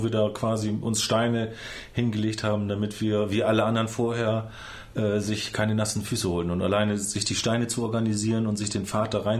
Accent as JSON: {"language": "German", "town": "Jeddeloh", "region": "Lower Saxony", "country": "Germany", "said": "Es gibt Jedlo 1 und Jedlo 2. Ich komme aus Jedlo 2."}